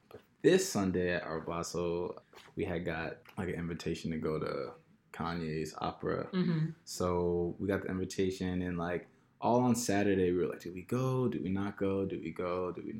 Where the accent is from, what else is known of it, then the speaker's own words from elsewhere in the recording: New York City, New York, United States; also born or lived in New Jersey; now in New York City, United States; From Queens. Queens. Yes, Queens, New York. Moved to Jersey, recently just moved back to New York.